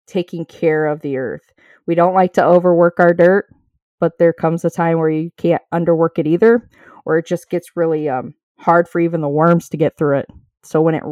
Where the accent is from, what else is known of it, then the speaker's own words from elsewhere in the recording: Indiana, United States; now in Ohio, United States; I didn't grow up in Ohio. I live in Ohio and I came from Indiana